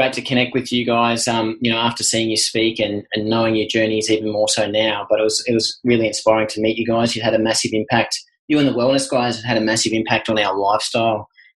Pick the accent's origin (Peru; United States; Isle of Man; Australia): Australia; being an Aussie male